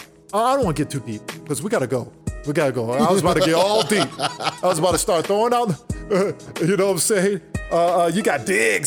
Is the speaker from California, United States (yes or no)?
yes; Oakland, California, United States; my hometown, Oakland, California.